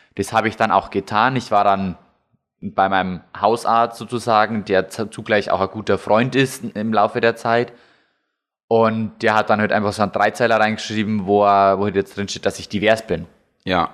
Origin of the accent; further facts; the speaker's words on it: Lower Bavaria, Germany; now in Munich, Germany; in dem Ort, wo ich aufgewachsen bin, da äh, kennen mich die Leute